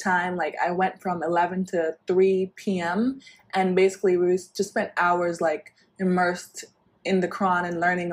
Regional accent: New York City, New York, United States; also born or lived in Dakar, Senegal / Brooklyn, New York; I live in Brooklyn right now, but I'm from Harlem, New York. I grew up in Harlem, but I also lived in Dakar, Senegal for like 5 years during my childhood

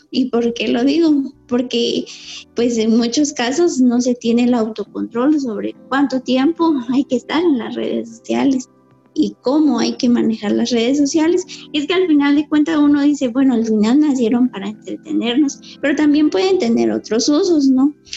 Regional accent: Cajolá, Quetzaltenango, Guatemala; soy Mayamam de Cajola Quetzaltenango

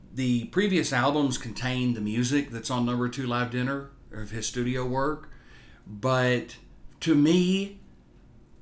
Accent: Texas, United States; we're from Texas, and Texans are proud to be from Texas

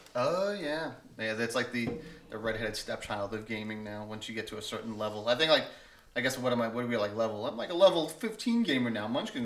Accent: New York, United States; moved away; I'm from New York

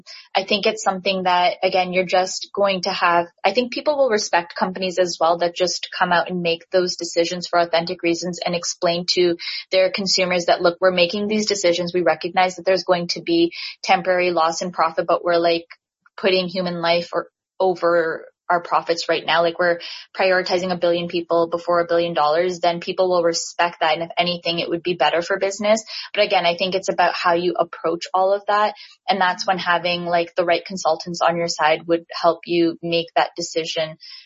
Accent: Pakistan; And, you know, I'm Pakistani and my Indian friends absolutely love.

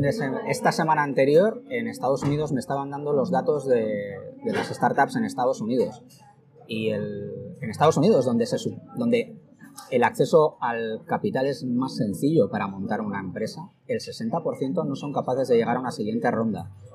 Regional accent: Logroño, La Rioja, Spain; moved away as an adult; also born or lived in Madrid; yo soy de Logroño y, me vine a, estudiar a Madrid la, carrera

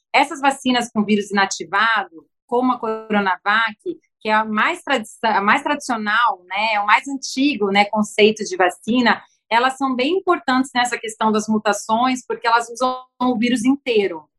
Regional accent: São Paulo, Brazil; now in Rio de Janeiro, Brazil; eu sou paulistana, mas já é minha casa

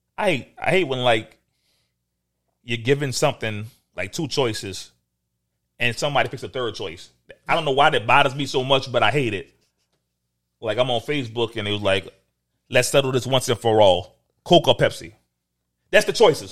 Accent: New Orleans, Louisiana, United States; I'm from New Orleans.

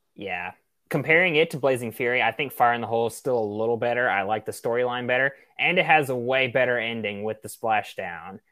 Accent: Tennessee, United States; my home state

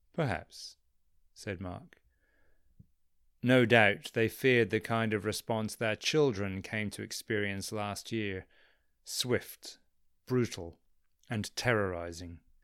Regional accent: England, United Kingdom; moved away; I'm from England originally.

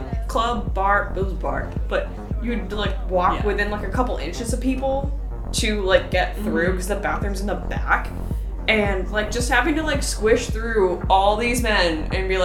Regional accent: Washington, United States; now in Los Angeles, United States; We're from Washington where it rains all the time

